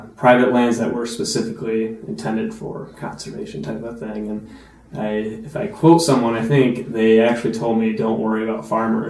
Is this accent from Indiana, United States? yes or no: no; Monticello, Wisconsin, United States; also born or lived in Wausau, Wisconsin / Stevens Point, Wisconsin; I grew up in the community in Monticello